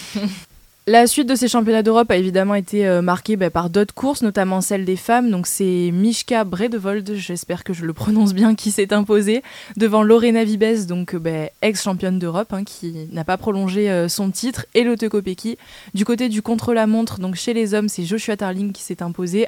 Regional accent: France; en tant que bon français et supporter du 15 de France

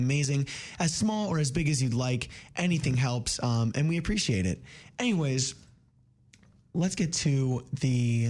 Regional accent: Princeton, New Jersey, United States; I'm from the Princeton area

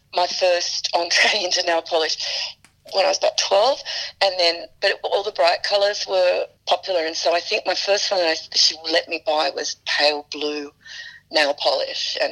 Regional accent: Sydney, New South Wales, Australia; moved away; also born or lived in Paris, France; I grew up in the Shire, and so, you know, the regular suburban upbringing

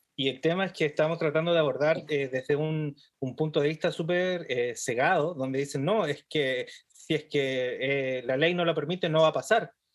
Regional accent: Chile; nosotros como chilenos eh, vivimos en una cultura sumisa

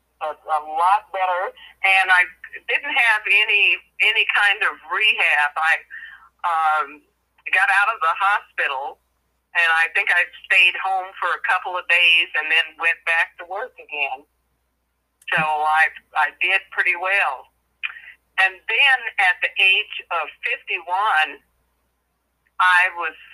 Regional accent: Midwest, United States; I'm from the Midwest in the United States.

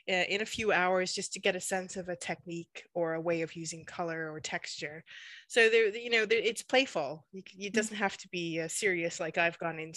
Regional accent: Western Canada, Canada; also born or lived in United Kingdom; from the West, from the mountains, but actually I was born in the UK, so I've kind of been a bit of a migrant throughout my for the, throughout my life.

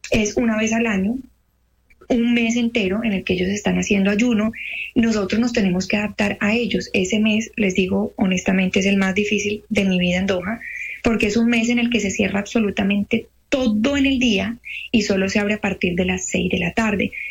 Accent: Cali, Valle del Cauca, Colombia; now in Qatar; Yo soy de Cali.

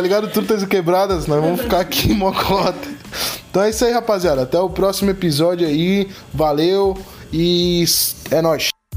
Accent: Florianópolis, Santa Catarina, Brazil; eu mudei pra Chico Mendes com dois anos e minha vivência toda de quebrada foi ali, tá ligado? Eu posso falar que eu cresci numas épocas, numa das épocas mais sinistras

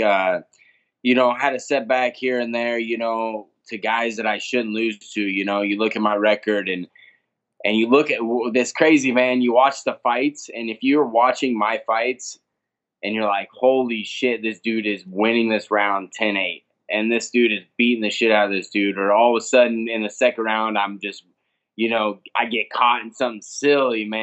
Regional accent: Nebraska, United States; I own my own gym back in Nebraska, my hometown.

